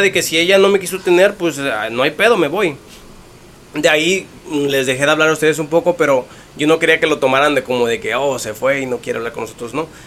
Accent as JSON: {"language": "Spanish", "region": "Mexico City", "country": "Mexico", "tie": "born or raised there", "also_born_or_lived": "Morelos", "said": "crecí en el DF, mucho tiempo ahí, soy, yo digo que soy del DF"}